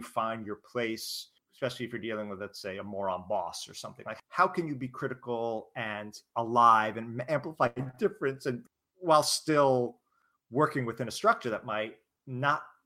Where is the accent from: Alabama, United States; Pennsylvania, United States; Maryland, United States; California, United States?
California, United States; San Francisco; I'm from San Francisco